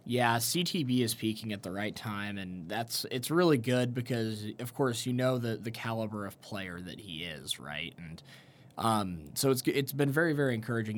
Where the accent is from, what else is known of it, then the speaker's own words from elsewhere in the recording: Kansas City, United States; My hometown team sporting Kansas City